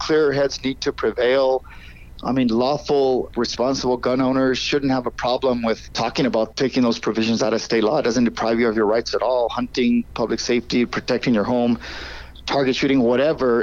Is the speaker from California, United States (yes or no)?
no; Albuquerque, New Mexico, United States; that happened in my hometown